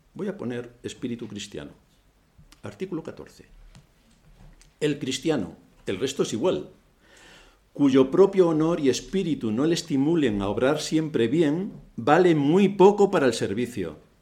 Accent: Spain

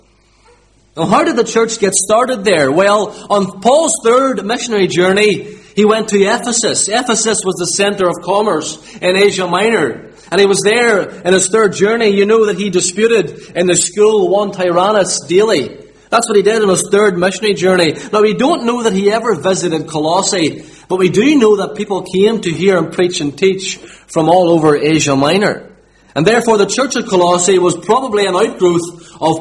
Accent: Limavady, Northern Ireland, United Kingdom; But I'm from Limavady

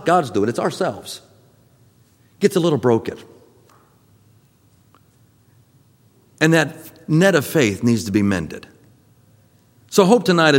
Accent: Florida, United States; growing up in Florida

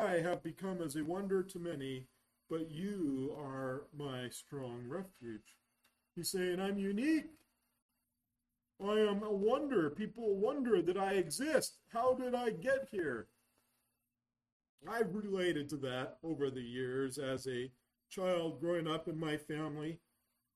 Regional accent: Yreka, California, United States; I was born over in Yreka, California

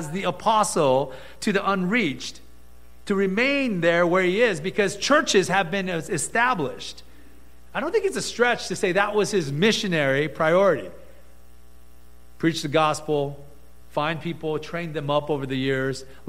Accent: Gardena, California, United States; we grew up with in Gardena

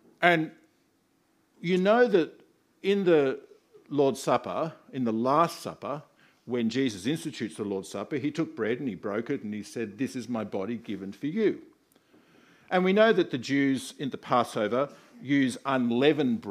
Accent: Australia; I'm an Australian

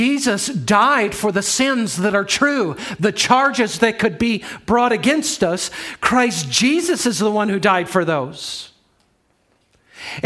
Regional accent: Chicago, Illinois, United States; I'm from the Chicago area

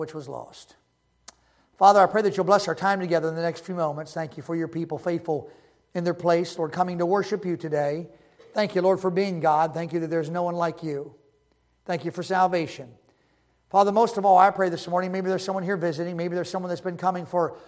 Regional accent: Baltimore, Maryland, United States; moved away; I was raised in Baltimore, and we moved out of Baltimore in 2003

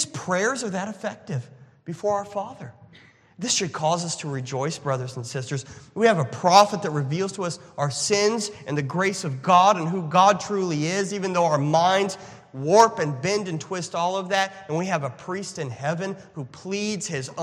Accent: United States; as an American, as a conservative American

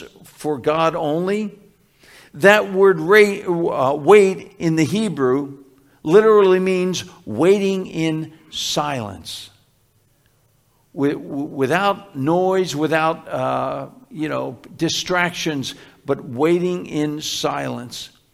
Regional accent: Philadelphia, Pennsylvania, United States; when I was growing up in Philly, where we first lived in Philly

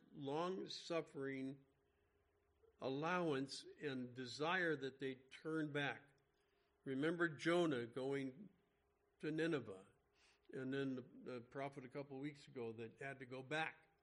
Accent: Los Angeles, California, United States; where we grew up in the San Fernando Valley

